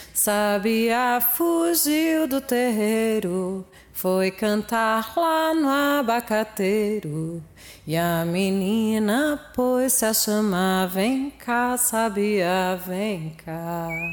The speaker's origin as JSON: {"language": "Portuguese", "town": "Olinda", "region": "Pernambuco", "country": "Brazil", "tie": "born or raised there", "said": "Quando eu era criança lá em Olinda"}